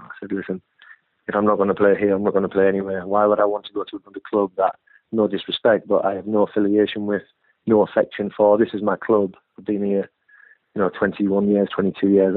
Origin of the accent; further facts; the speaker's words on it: Hartlepool, North East England, United Kingdom; now in Bournemouth, United Kingdom; I've lived in Bournemouth longer than I lived in my hometown of Hartlepool